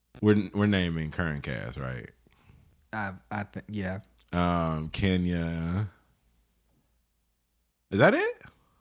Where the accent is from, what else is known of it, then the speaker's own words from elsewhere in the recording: Jamaica; I'm black. I'm Jamaican. I'm very like direct.